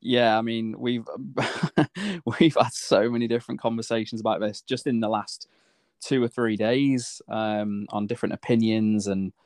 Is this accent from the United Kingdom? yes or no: yes; United Kingdom; As a British fighter, of course, we want him to win.